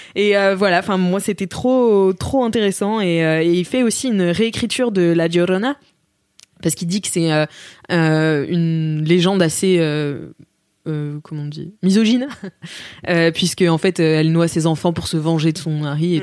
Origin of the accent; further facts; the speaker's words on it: France; moi, en tant que française